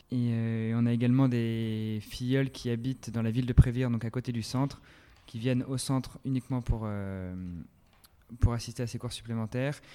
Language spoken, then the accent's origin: French; France; chez nous en France